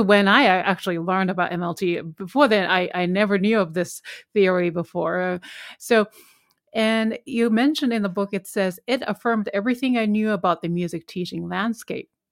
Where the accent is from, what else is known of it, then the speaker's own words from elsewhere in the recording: Japan; English is a second language; moved away as an adult; I'm originally from Japan, I'm Korean